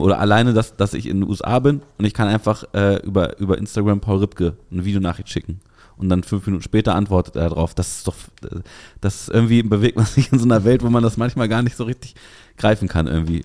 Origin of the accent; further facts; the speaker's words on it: Hanover, Lower Saxony, Germany; bei uns in Hannover